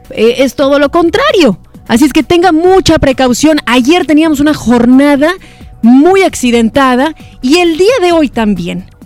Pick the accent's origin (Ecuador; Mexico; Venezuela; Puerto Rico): Mexico